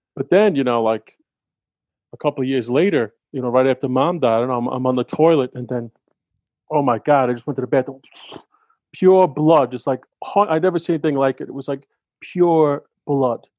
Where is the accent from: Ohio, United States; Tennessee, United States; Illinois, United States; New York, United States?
New York, United States; I'm a New Yorker